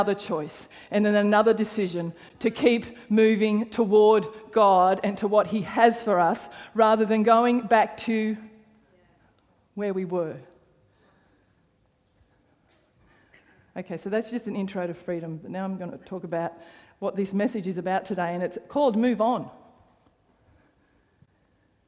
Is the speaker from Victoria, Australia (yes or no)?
no; Canberra, Australian Capital Territory, Australia; moved away as an adult; the church that I grew up in Canberra